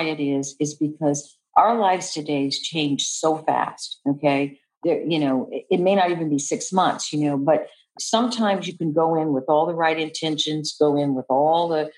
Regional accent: Seattle, Washington, United States; moved away; I'm originally from Seattle, Washington, so my mother was living in Seattle

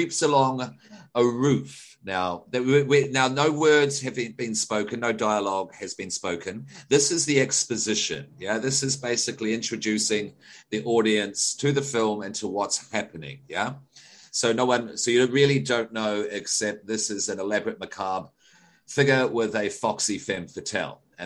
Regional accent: Australia; as an Australian

